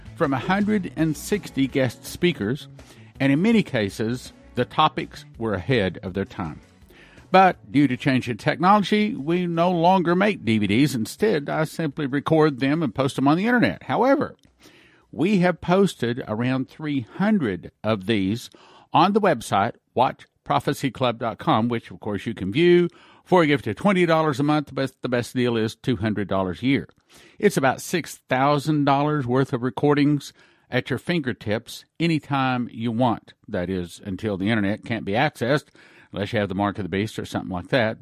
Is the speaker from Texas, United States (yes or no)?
yes; Texas, United States; I was raised in Texas.